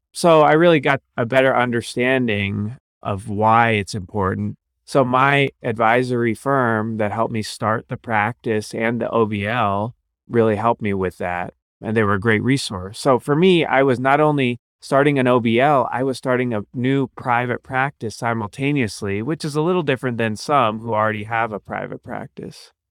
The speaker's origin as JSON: {"language": "English", "town": "Cincinnati", "region": "Ohio", "country": "United States", "tie": "born or raised there", "also_born_or_lived": "Akron, Ohio / Cleveland, Ohio / New Orleans, Louisiana / Chicago, Illinois", "lives_now": "Columbus, United States", "said": "So I grew up in Ohio, Cincinnati"}